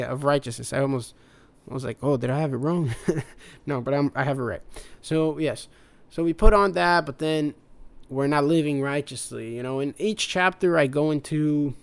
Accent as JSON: {"language": "English", "country": "United States", "tie": "born or raised there", "also_born_or_lived": "Brazil", "said": "I was born in Brazil, but mostly raised here in America. So I am an American at heart, but Brazilian by birth"}